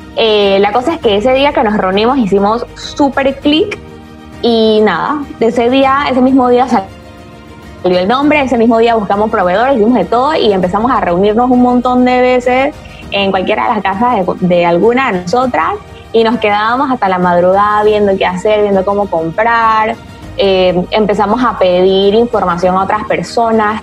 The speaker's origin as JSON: {"language": "Spanish", "country": "Panama", "also_born_or_lived": "Spain", "said": "Yo soy una mujer panameña, tengo 28 años."}